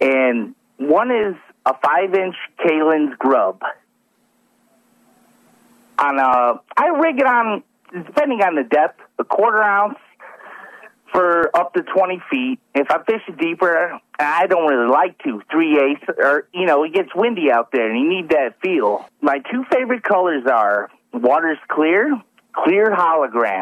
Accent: Munster, Indiana, United States; I grew up in Munster, Indiana, and Lake Michigan was, you know, 10, 15 minutes away from me.

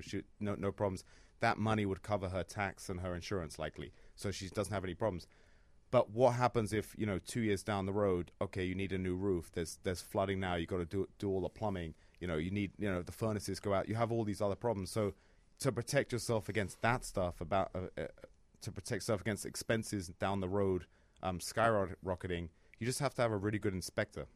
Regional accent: London, United Kingdom; moved away as an adult; now in Chicago, United States; I'm from London

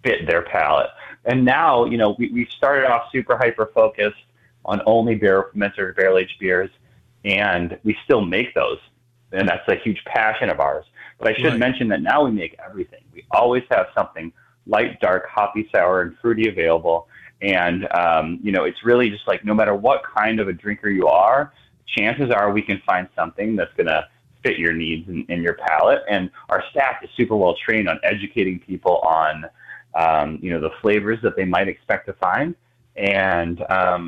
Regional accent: Milwaukee, Wisconsin, United States; moved away as an adult; also born or lived in Durango, Colorado / Aspen, Colorado; now in Milwaukee, United States; I grew up in Milwaukee area

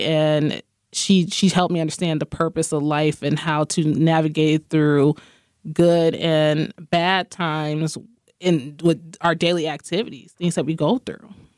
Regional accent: Rockford, Illinois, United States; I am from Rockford, Illinois. born and raised.

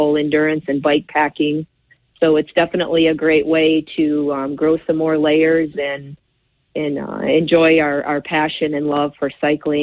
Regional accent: Battle Creek, Michigan, United States; moved away as an adult; now in San Diego, United States; I was born and raised in Battle Creek and spent about 30 years there.

